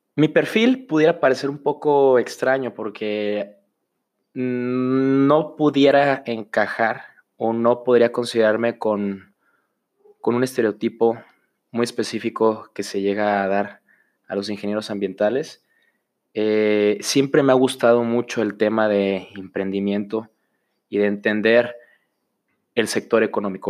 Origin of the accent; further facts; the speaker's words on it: Autlán, Jalisco, Mexico; moved away as an adult; now in Guadalajara, Mexico; soy originario de Autlán, Jalisco